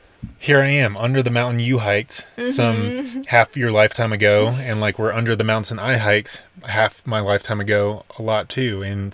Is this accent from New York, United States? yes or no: no; Nashville, Tennessee, United States; moved away as an adult; now in Colorado, United States; we were born and raised in Nashville, and that's where all of our roots were, but we, like, consciously chose to move out to Colorado.